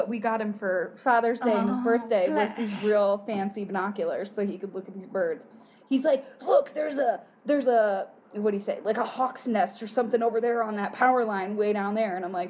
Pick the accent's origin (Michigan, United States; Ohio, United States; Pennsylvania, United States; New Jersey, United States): Michigan, United States; moved away; Not from the UP, I'm from the Mitten.